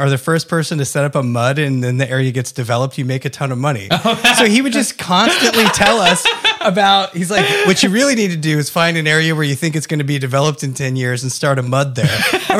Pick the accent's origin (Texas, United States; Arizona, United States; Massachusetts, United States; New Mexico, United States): Texas, United States; also born or lived in California; So yeah, you know, like growing up in Texas, I actually didn't have much of a Texas twang because I watched TV.